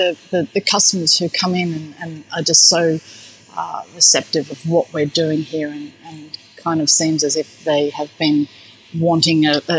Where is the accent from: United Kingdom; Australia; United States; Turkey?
Australia; Perth, Western Australia; There wasn't that much Asian influence where I grew up in Perth, certainly back then.